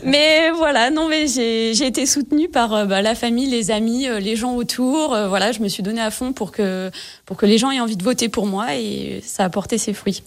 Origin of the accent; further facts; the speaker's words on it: Gap, Provence-Alpes-Côte d'Azur, France; je suis originaire de Gap, dans les Hautes-Alpes